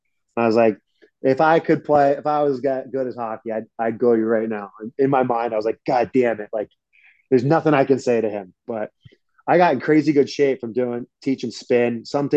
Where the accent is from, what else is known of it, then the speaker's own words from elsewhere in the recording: Philadelphia, Pennsylvania, United States; moved away as an adult; also born or lived in Atlanta / New York City; I'm from Philly. It's only an hour and a half away.